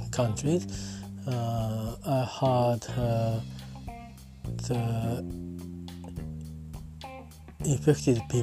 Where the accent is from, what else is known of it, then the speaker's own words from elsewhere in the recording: Japan; I'm talking from Japan at my hometown.